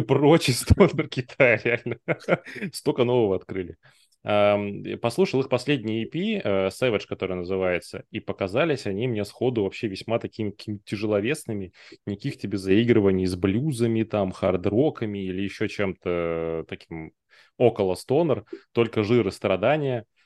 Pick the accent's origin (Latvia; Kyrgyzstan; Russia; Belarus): Russia; Blagoveshchensk, Amur Oblast; я с Дальнего Востока, с того самого Благовещенска, в котором Китай через